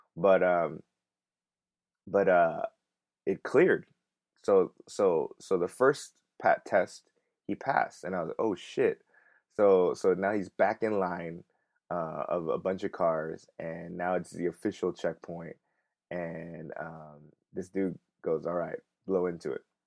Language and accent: English; Los Angeles, California, United States; moved away as an adult; now in Korea; I'm, I'm from Los Angeles